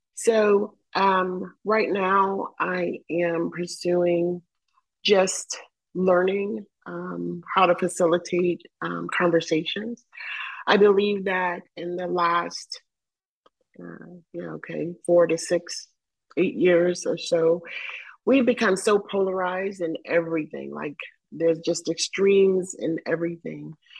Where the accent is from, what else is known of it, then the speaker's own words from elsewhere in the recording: the South, United States; I grew up in the South.